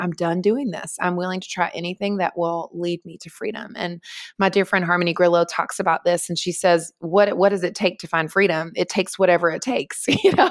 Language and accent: English; North Carolina, United States; moved away as an adult; also born or lived in Los Angeles / Manhattan; now in New York, United States; I was born and raised in North Carolina, in the Southeast of the United States, and then, uh, moved when I was twenty-one to Los Angeles